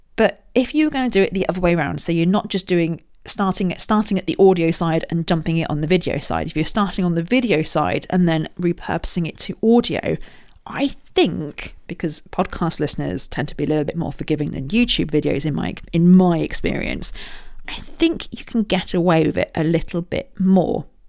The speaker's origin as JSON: {"language": "English", "area": "Royal Berkshire", "region": "South East England", "country": "United Kingdom", "tie": "born or raised there", "said": "I was born in Royal Berkshire."}